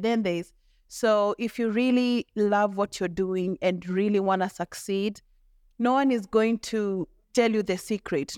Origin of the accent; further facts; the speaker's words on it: Molo, Nakuru County, Kenya; I didn't grow up in Nakuru, I grew up in Molo